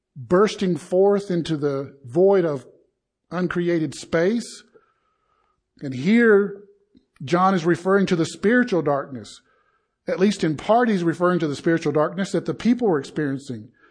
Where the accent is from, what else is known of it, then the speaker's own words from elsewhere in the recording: the South, United States; I am from the South